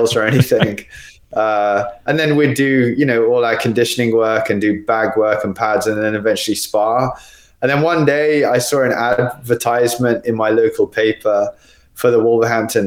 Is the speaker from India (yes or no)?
no; Australia; also born or lived in United Kingdom; now in Spain; Actually born there, but I was raised in Australia